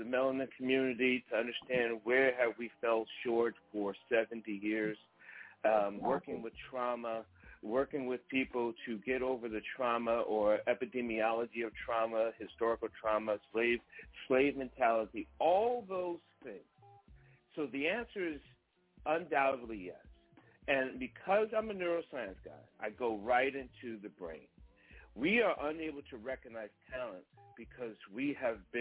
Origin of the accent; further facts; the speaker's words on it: New York, United States; growing up in New York